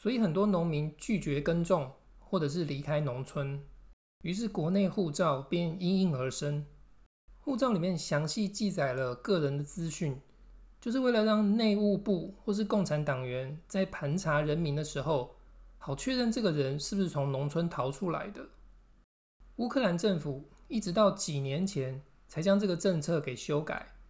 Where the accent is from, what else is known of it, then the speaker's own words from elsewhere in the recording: Taiwan; 身为台湾人的我们，更不应该面对困难就放弃。